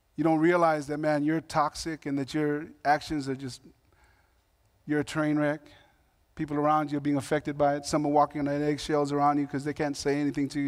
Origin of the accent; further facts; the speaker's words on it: Long Beach, California, United States; I grew up in Long Beach, California